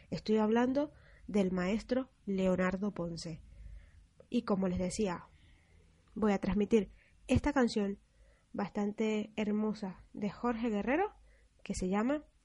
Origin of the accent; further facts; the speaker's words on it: San Fernando de Apure, Apure, Venezuela; pero yo soy también de Apure, de San Fernando de Apure, que es la capital de ese estado llanero de Venezuela.